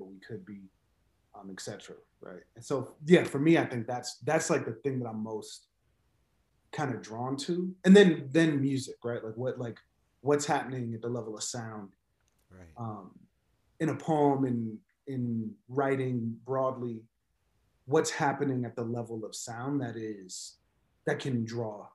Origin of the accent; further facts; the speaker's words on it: Chicago, Illinois, United States; I teach and I write mostly poems, and I'm from Chicago.